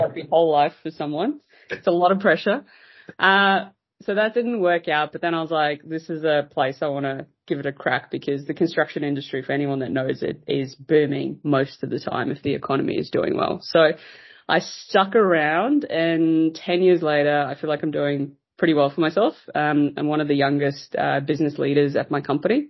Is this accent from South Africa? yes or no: yes; South Africa; moved away as an adult; now in Australia; I'm originally from South Africa. So yeah. uh, I was born there.